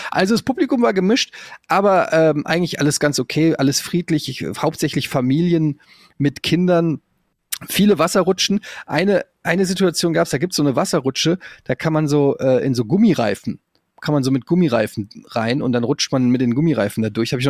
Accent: Germany; bei uns in Deutschland

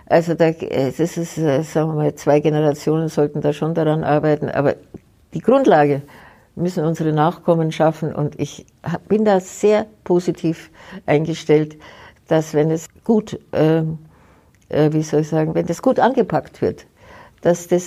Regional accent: Germany; Aber trotzdem kann ich Ihnen sagen, bin ich eine stolze Deutsche

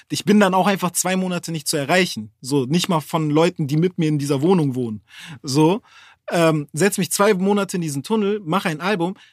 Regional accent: Hamburg, Germany; Ah, ja, ich komme von da, ich komme aus Bildstedt, Horn.

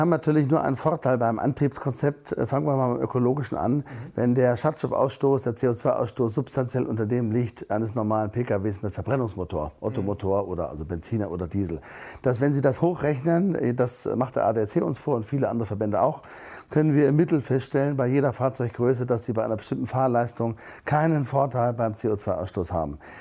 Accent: Germany; Wir sind als Deutsche

